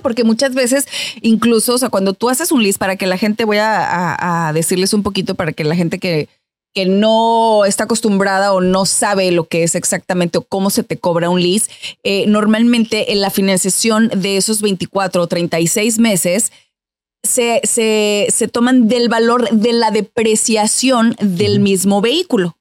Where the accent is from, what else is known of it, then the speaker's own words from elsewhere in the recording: Mexico; moved away as an adult; now in United States; en mi país, en México